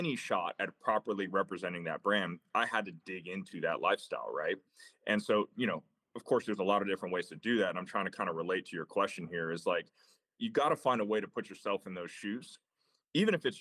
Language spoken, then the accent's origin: English; Tampa, Florida, United States; I grew up in Tampa, Florida, kind of classic, like Florida kid, man, like played ball at Florida State